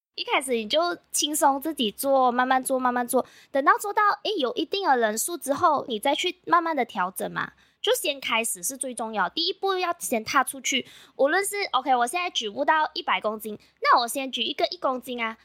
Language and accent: Chinese; Malaysia; 我是来自马来西亚的